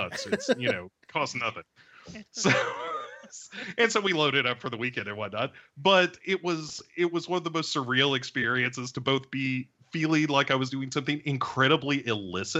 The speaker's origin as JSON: {"language": "English", "region": "Tennessee", "country": "United States", "said": "I'm from Tennessee."}